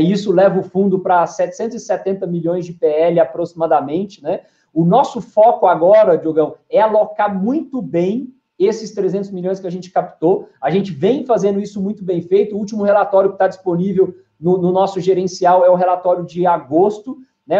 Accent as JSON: {"language": "Portuguese", "town": "Goiânia", "region": "Goiás", "country": "Brazil", "tie": "born or raised there", "also_born_or_lived": "São Paulo", "said": "eu sou natural de Goiânia, né, nasci aqui em Goiânia, é, me criei aqui em 2001, acabei me mudando para São Paulo para fazer faculdade"}